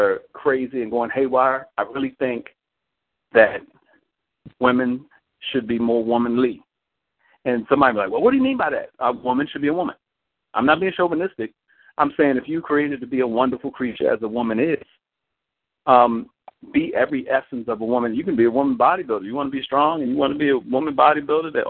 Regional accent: Baltimore, Maryland, United States; I'm from Baltimore

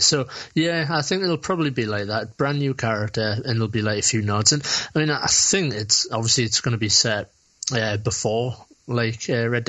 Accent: United Kingdom; in Britain, you also have to just worry about looking like a twat, which, you know, you can't, like, take that for granted as a Brit.

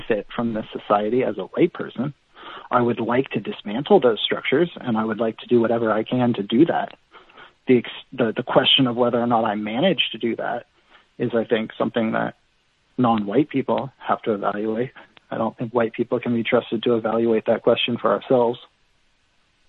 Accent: Bay Area, California, United States; I grew up in the Bay Area in California

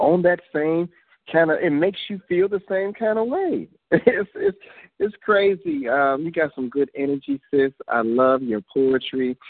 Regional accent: Chicago, Illinois, United States; I'm from the south side too, Englewood

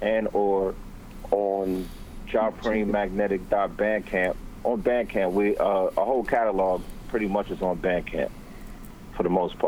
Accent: Washington, District of Columbia, United States; I'm from Washington, D.C., and I'm a writer

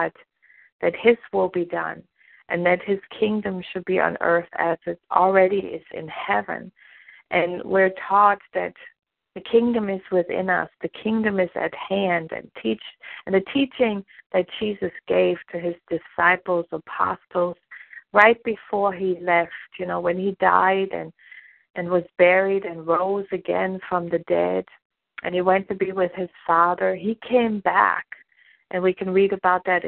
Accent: Germany; moved away as an adult; now in United States; I was born and raised in Germany

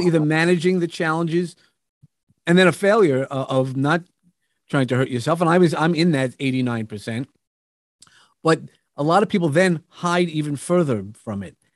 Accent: New York, United States; I come from New York

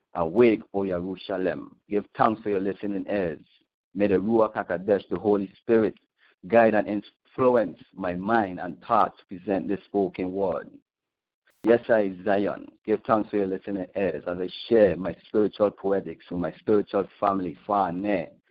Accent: St. Thomas, U.S. Virgin Islands; the U.S. Virgin Islands, St. Thomas exactly

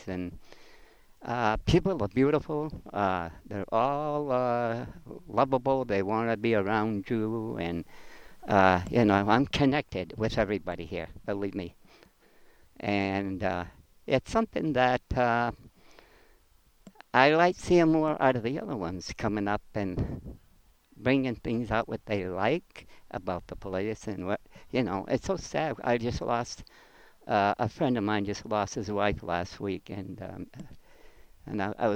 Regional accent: Auburn, United States; moved away; I'm from Auburn.

